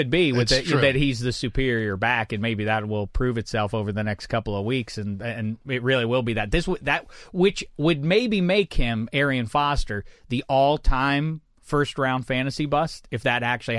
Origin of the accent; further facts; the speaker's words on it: United States; I am an American